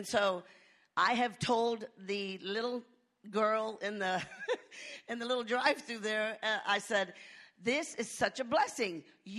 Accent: Lakeway, Texas, United States; hey, I'm from Lakeway.

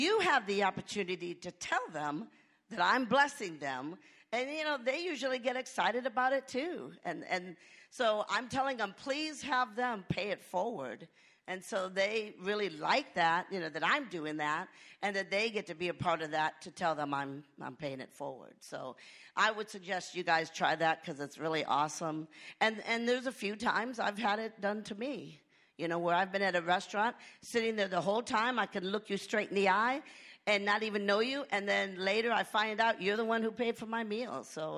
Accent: Lakeway, Texas, United States; hey, I'm from Lakeway.

